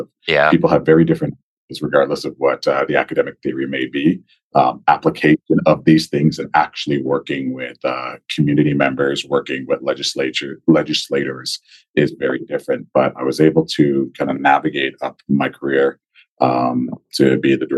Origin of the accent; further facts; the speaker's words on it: Nigeria; also born or lived in Guelph, Ontario, Canada; now in Edmonton, Canada; I was born in Nigeria with my mother, my sister, my father. He came to Canada to finish his PhD, and we were in Nigeria for a while. So when we first immigrated, we immigrated to Guelph, Ontario